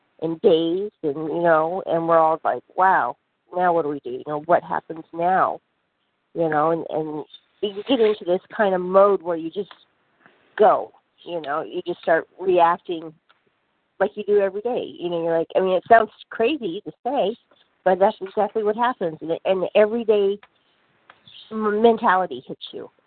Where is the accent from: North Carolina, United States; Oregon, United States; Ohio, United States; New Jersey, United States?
Oregon, United States; now in Arizona, United States; I grew up in Oregon, you know, and I was used to rain